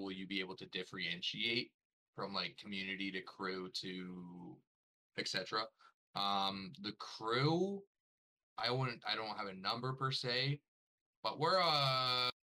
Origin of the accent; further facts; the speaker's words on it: Toronto, Ontario, Canada; I am Ontario-based. If we're going to specifics, Toronto